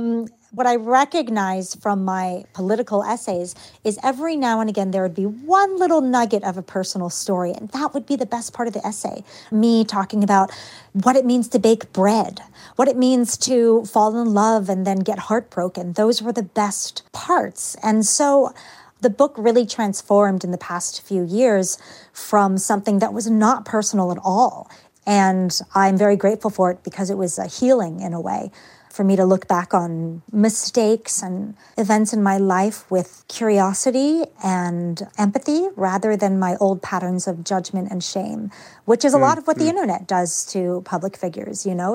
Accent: Richmond, Virginia, United States; I think it had much more to do with being a girl or being a woman and what was considered ladylike in this sort of very genteel place

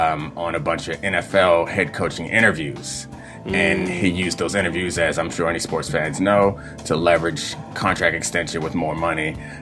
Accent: Randallstown, Maryland, United States; So I grew up in Randallstown

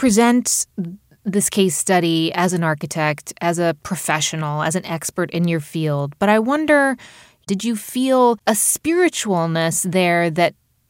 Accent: United States; as an American

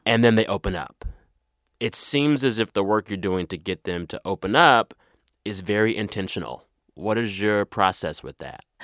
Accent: San Antonio, Texas, United States; moved away; I'm from San Antonio, and that city is two thirds Latino

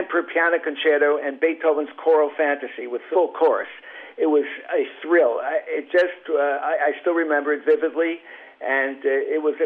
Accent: New York City, New York, United States; I grew up in Brooklyn in the 1950s and early 1960s.

